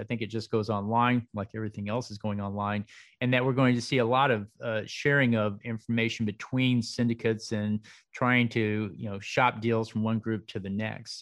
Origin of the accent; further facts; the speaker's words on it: Dallas, Texas, United States; also born or lived in Waco; now in Austin, United States; I was raised in Dallas